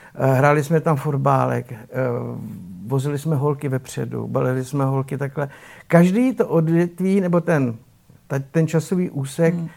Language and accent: Czech; Czechia; pocházím z malé vesničky, z Radových Střímelic